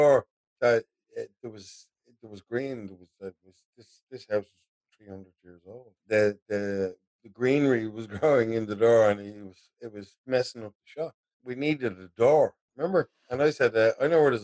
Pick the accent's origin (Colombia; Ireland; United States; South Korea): Ireland; Dublin mountains, County Dublin; also born or lived in Tallaght; I grew up in the Dublin mountains